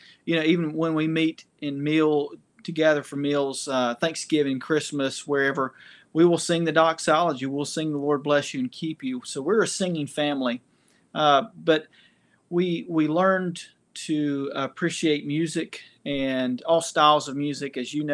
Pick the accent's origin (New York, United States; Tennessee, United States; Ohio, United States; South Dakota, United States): Tennessee, United States; Knoxville; Yeah, I was born and raised in Knoxville, Tennessee. And so I have been a Vol for life.